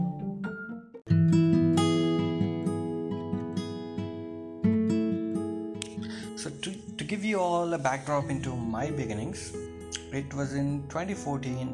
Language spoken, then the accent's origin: English; Mahabubabad, Telangana, India; moved away as an adult; also born or lived in Ireland; I was born in India. It's called Mehboobabad, a small town in southern part of India. I was brought up in India as well, but again I went to Ireland and stayed there for 6 years